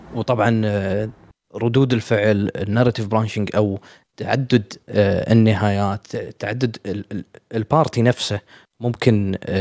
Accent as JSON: {"language": "Arabic", "country": "Kuwait", "said": "في الديوانيه عندنا بالكويت"}